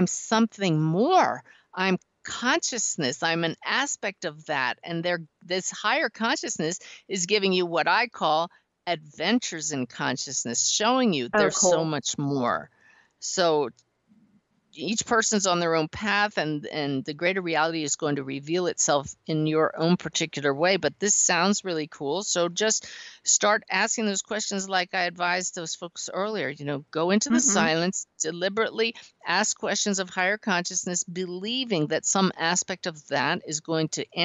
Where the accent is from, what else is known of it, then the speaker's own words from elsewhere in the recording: West Chester, Pennsylvania, United States; I grew up near Delaware in Westchester, Pennsylvania